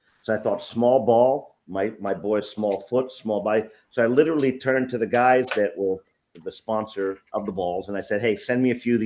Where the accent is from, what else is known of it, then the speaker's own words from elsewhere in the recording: upstate New York, United States; also born or lived in Bronx, New York City; So I lived and played up in upstate New York